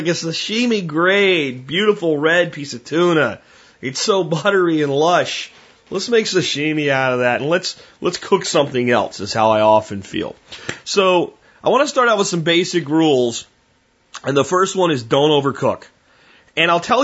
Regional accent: United States; as an American

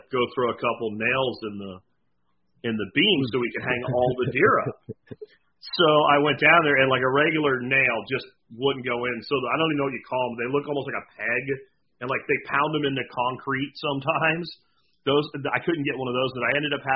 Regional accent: Pennsylvania, United States; the house that I grew up in Pennsylvania was actually the second house on the property

